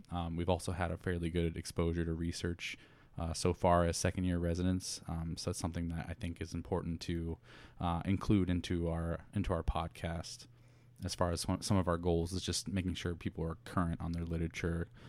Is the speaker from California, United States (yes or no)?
no; Indiana, United States; moved away as an adult; also born or lived in Chicago; now in Plantation, Florida, United States; born and raised in Indiana